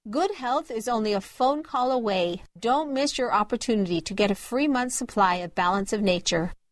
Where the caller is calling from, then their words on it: Sandwich, Massachusetts, United States; I'm calling from Sandwich.